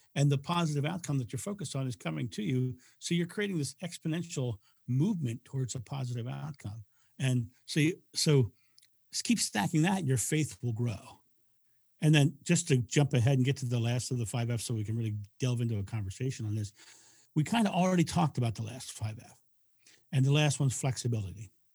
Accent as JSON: {"language": "English", "country": "United States", "said": "I'm, I'm, I'm American"}